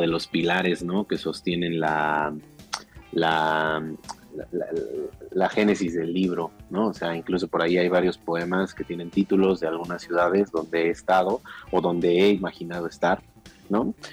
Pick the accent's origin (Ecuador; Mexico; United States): Mexico; Mexico City; las afueras, la periferia del, Distrito Federal, que es de donde yo vengo, ¿no? La, el Ajusco, las faldas del Ajusco